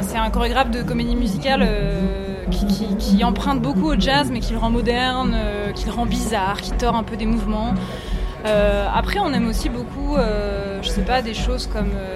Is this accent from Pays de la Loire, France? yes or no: yes; Rezé, Pays de la Loire, France; je viens de Rezé, à côté de Nantes, donc je viens de l'Ouest